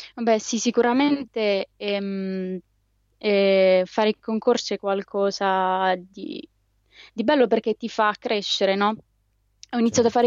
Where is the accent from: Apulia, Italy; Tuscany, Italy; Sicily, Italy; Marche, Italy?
Apulia, Italy; Molfetta; io sono di Molfetta